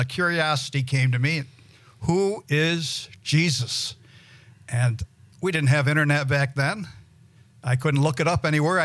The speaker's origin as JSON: {"language": "English", "town": "Gloversville", "region": "New York", "country": "United States", "tie": "born or raised there", "also_born_or_lived": "Mississippi", "moved": "yes", "said": "I was brought up in the Jewish religion, and I lived in a little town in upstate New York, Gloversville, New York"}